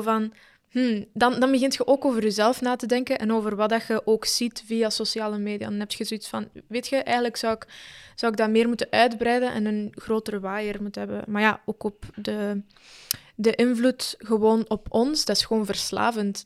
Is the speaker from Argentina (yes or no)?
yes; Argentina; now in Belgium; ik ben geboren in Argentinië